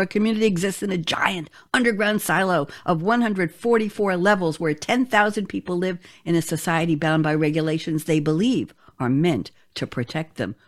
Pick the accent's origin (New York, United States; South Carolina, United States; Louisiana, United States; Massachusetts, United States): New York, United States; New York City; I grew up in Queens, New York